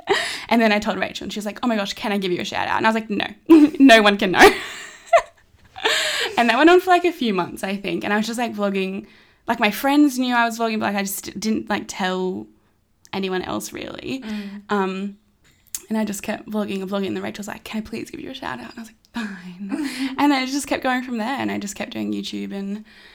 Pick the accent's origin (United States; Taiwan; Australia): Australia; Brisbane, Queensland; I was born in Brisbane, two parents, two brothers, one older, one younger